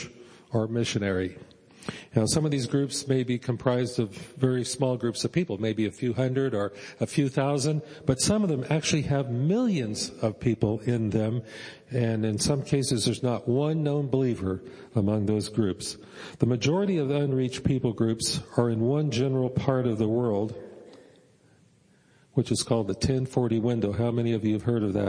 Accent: United States; as American Christians

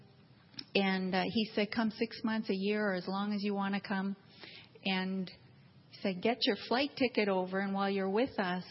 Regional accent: Canada; moved away as an adult; now in India; I'm from Canada, so I also have an accent

